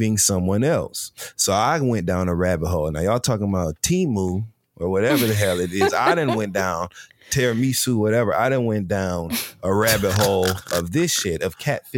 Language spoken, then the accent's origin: English; Michigan, United States; I'm from Michigan